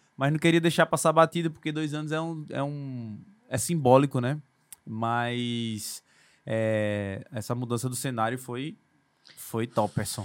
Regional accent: Recife, Pernambuco, Brazil; eu fui crescido nascido e criado no Ibura de Baixo ali, perto da linha do trem, perto do aeroporto

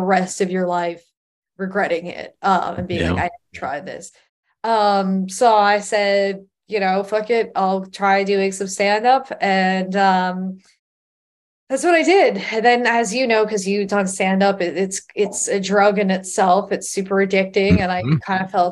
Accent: Long Island, New York, United States; growing up on Long Island and having access to the city was like, oh, well, I live in right next to the comedy mecca of the entire world

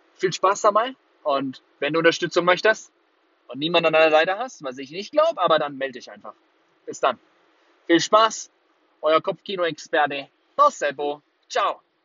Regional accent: Würzburg, Bavaria, Germany; also born or lived in Singapore; Würzburg, meine Heimatstadt

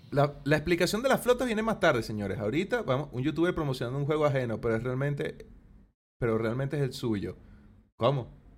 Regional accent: Venezuela; now in Chile; venezolano viviendo en Chile

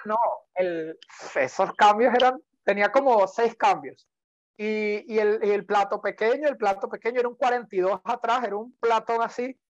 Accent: Venezuela; also born or lived in Panama; now in Costa Rica; volver a competir por Venezuela.

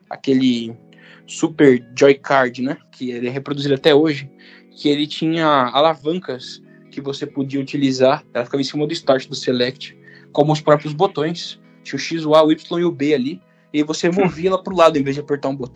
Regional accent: Brazil; Então, como eu sou brasileiro, é flop.

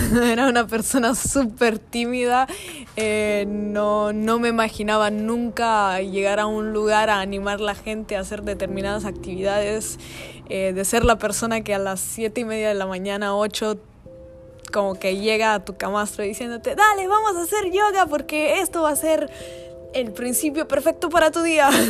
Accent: Italy; moved away as an adult; había regresado a Italia, mi país de origen, después de tres años afuera

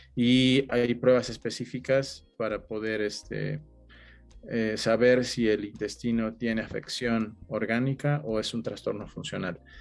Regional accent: Mexico; los que nacimos en México

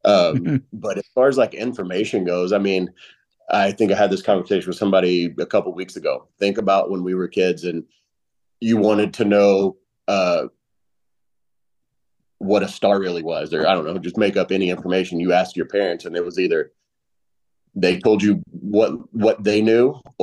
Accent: Kentucky, United States; moved away as an adult; growing up in Kentucky, for one, I grew up in a dry county

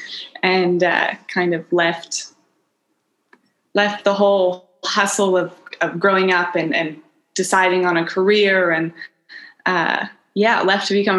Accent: Kenya; also born or lived in East Africa; now in Baja California Sur, Mexico; I was born in Kenya and raised in East Africa.

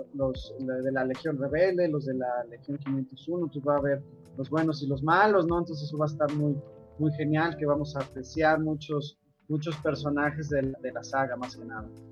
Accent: San Luis Potosí, Mexico; Yo soy de San Luis Potosí

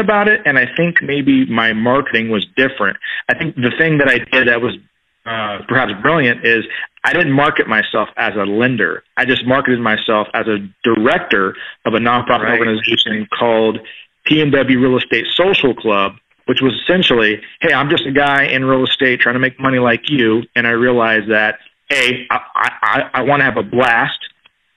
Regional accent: Tacoma, Washington, United States; also born or lived in San Diego, California; came back to my hometown, Tacoma, Washington, which is about 30 miles south

